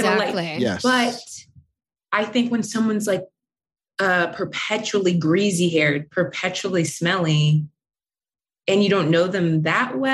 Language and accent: English; Ohio, United States; I'm from Ohio